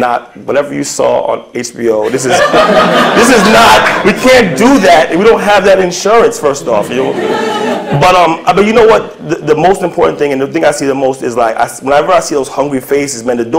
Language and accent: English; New York City, New York, United States; born or raised there